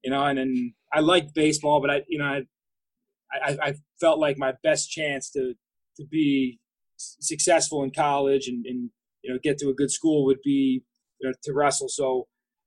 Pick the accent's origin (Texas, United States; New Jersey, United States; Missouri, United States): New Jersey, United States; I was involved in my rec program in my hometown.